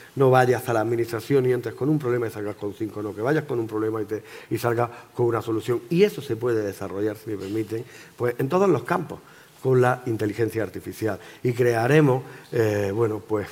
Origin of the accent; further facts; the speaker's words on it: Granada, Andalusia, Spain; yo soy granadino, de nacimiento, me he criado, he vivido y he estado en Granada siempre.